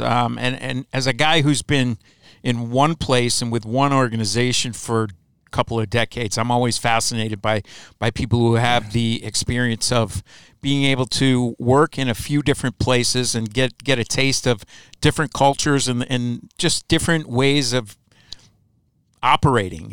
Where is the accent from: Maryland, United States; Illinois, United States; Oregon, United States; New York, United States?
Illinois, United States; Chicago; moved away; also born or lived in Lansing, Michigan; I grew up in Chicago